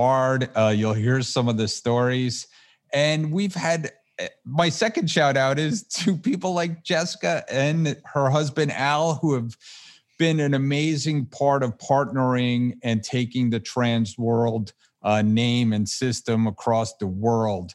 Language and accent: English; New Jersey, United States; We're both from New Jersey originally